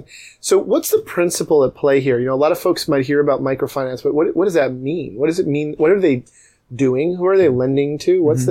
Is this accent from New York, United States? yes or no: yes; New York, United States; moved away; I grew up in New York, in and around the city, so it was pretty dense and busy. Even when I was in the suburbs, this New York suburbs where I went to high school might have been the equivalent of like a Ballard.